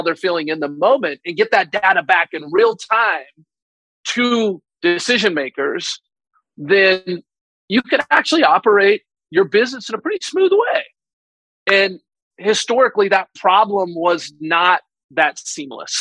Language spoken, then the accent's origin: English; Utah, United States; I grew up in Utah